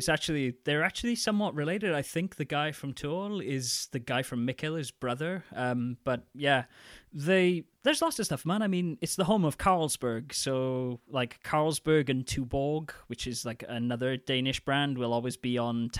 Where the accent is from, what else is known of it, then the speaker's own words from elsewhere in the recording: United Kingdom; now in Denmark; But I guess I'm just being a British curmudgeon.